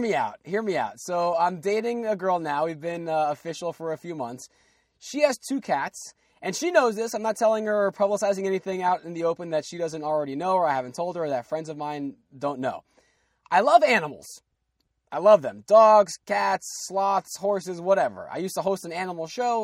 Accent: New Jersey, United States; We're both from Jersey

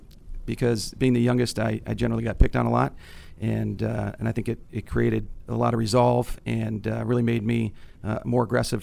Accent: Northern Virginia, United States; also born or lived in Connecticut; I was born in Connecticut. We moved to Northern Virginia

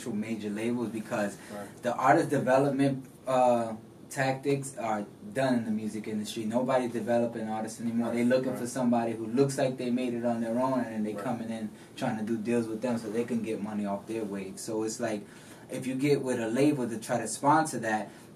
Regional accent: New York, United States; I came from New York, from the Bronx

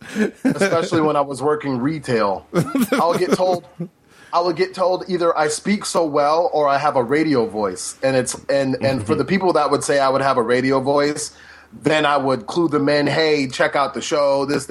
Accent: Cleveland, Ohio, United States; I'm from Cleveland.

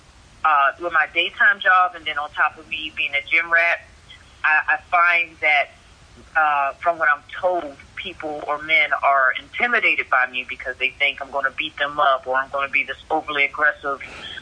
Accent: Washington, District of Columbia, United States; moved away as an adult; also born or lived in Queens, New York; now in Arizona, United States; I was born in Queens, New York, left there when I was 10, and grew up in D.C., Maryland area

